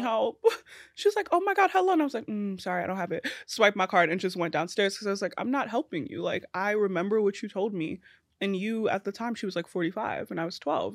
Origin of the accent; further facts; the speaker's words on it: New York City, New York, United States; also born or lived in Trinidad and Tobago / Queens; grew up in East New York, so, like, in Brooklyn